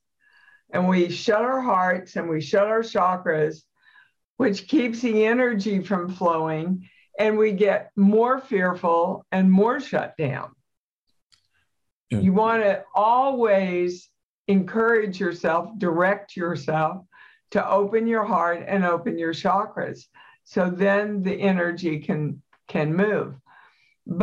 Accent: Kansas, United States; I'm from Kansas

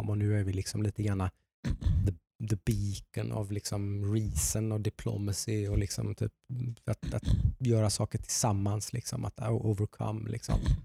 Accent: Nässjö, Jönköping County, Sweden; i Nässjö där jag kommer ifrån

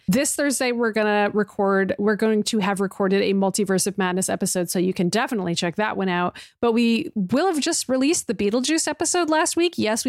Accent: Massachusetts, United States; And I'm from Massachusetts, just like Emma.

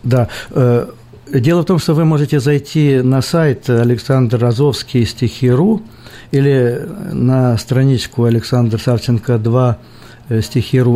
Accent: Melitopol district, Zaporizhzhia Oblast, Ukraine; я не из Мариуполя, я из Запорожской области. Ну, соседи. Мелитопольский район

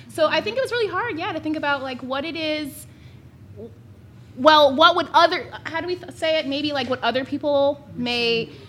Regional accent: New Jersey, United States; now in Philadelphia, United States; I live in Philly now, but I'm from Jersey. hey. North Jersey, let's be clear.

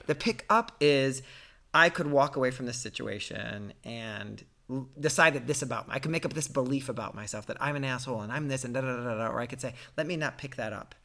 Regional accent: Ohio, United States; a guy growing up in Ohio who was gay

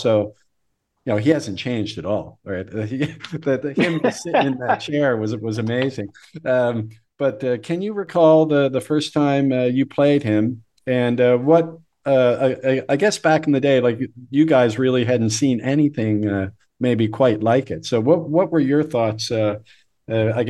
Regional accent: Canada; I'm Canadian

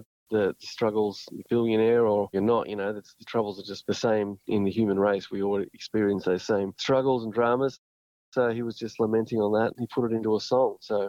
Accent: Tamworth, New South Wales, Australia; now in Newcastle, Australia; we both moved to Newcastle because we're both from Tamworth.

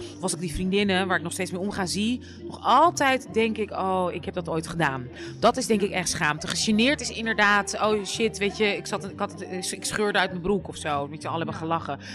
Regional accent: Amsterdam, North Holland, Netherlands; ik ben in Amsterdam opgegroeid, super wit, super hockey

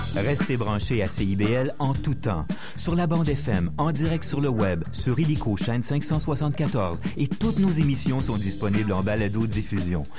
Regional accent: Saint-Denis-de-Brompton, Quebec, Canada; j'ai grandi dans un rang à Saint-Denis-de-Brompton, en pleine campagne

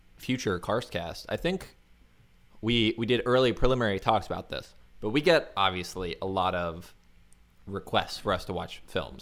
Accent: Florida, United States; because I'm from Florida.

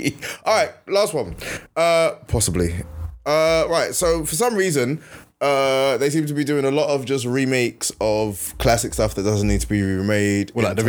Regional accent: Nigeria; I'm Nigerian

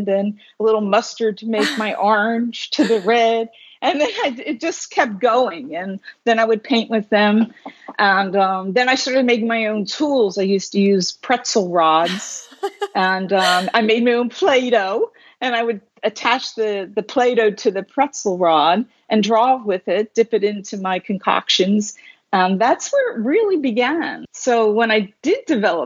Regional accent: Philadelphia, Pennsylvania, United States; now in Brooklyn, United States; I grew up in Philadelphia, but I was born in Brooklyn, so I returned to my home grounds here.

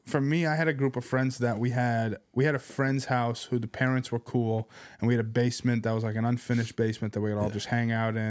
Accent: Boston, Massachusetts, United States; also born or lived in Seattle; I was born in Boston, then we lived in Seattle for a bit.

